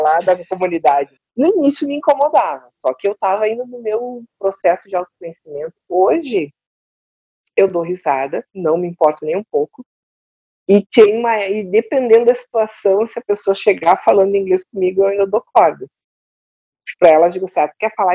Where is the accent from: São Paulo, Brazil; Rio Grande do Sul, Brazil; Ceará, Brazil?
Rio Grande do Sul, Brazil; Porto Alegre; moved away; sou de Porto Alegre, sou gaúcha